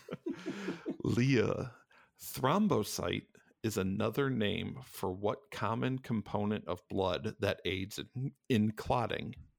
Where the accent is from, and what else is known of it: Cleveland, Ohio, United States; born or raised there